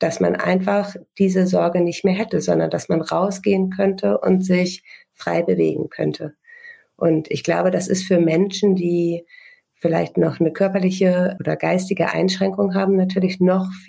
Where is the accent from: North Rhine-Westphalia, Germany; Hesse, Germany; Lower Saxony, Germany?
Lower Saxony, Germany; wir sind äh, in Niedersachsen in einer Kleinstadt aufgewachsen